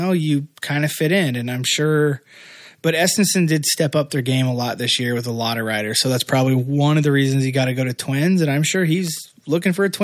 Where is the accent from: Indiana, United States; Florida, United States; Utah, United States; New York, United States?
Indiana, United States; my home state, Indiana